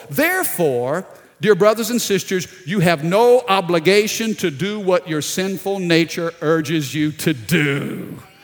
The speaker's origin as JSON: {"language": "English", "town": "Baton Rouge", "region": "Louisiana", "country": "United States", "said": "I'm down in South Louisiana, Baton Rouge"}